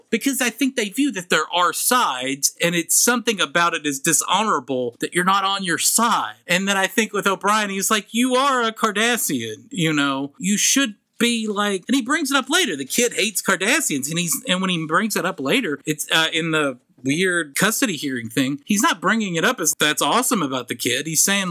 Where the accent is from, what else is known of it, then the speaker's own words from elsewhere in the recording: the South, United States; I'm from the South.